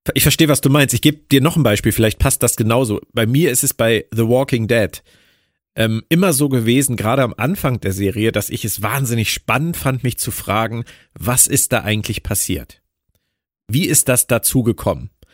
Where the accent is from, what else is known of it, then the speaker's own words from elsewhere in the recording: Berlin, Germany; meiner Heimat Berlin